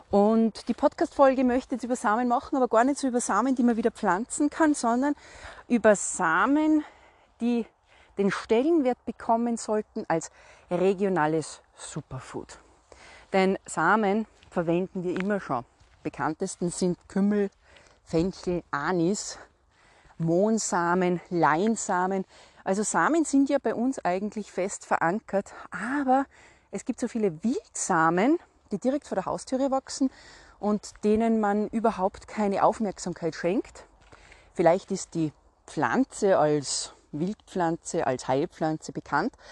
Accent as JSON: {"language": "German", "region": "Salzburg", "country": "Austria", "said": "ich komme aus Salzburg. Salzburg ist berühmt und bekannt für den Salzburger Schnürdelregen."}